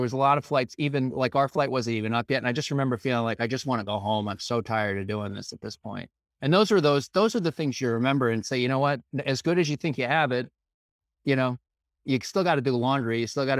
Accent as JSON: {"language": "English", "town": "Scarborough", "region": "Maine", "country": "United States", "tie": "born or raised there", "said": "so I grew up in Maine, as I mentioned, I grew up in Scarborough, Maine."}